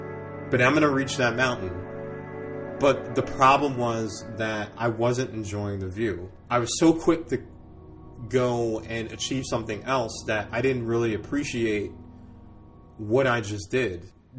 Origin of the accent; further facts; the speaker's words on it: North Brunswick, New Jersey, United States; also born or lived in Newark / Bordentown; So I was born in Newark and then from there moved to North Brunswick. And stayed there for until about 8th grade and moved down to South Jersey where we lived in Bordentown.